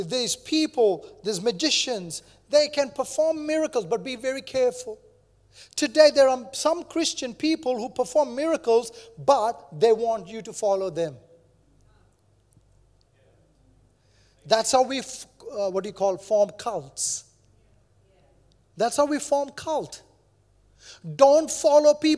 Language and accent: English; India; moved away; I grew up in India, there are many religions